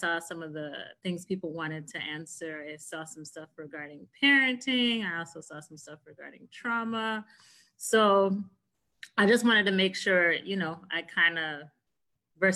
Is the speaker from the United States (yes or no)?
yes; Pompano Beach, Florida, United States; Born and raised in Pompano